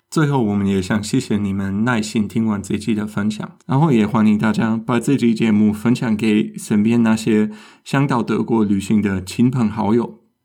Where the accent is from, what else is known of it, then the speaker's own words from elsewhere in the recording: Germany; 我们德国人去意大利餐厅也常常会做